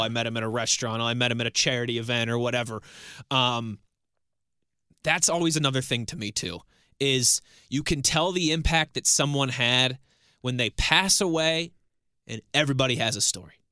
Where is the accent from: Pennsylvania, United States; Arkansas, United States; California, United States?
Pennsylvania, United States; Pittsburgh; also born or lived in Ohio / Philadelphia; I was born and raised here in Western Pennsylvania. I was born at Allegheny General Hospital